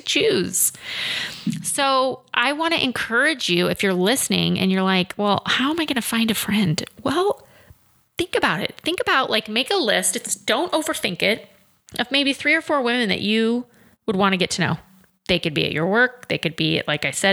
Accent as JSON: {"language": "English", "region": "Midwest", "country": "United States", "tie": "born or raised there", "said": "I grew up in the middle of the Midwest. I'm a country girl at heart"}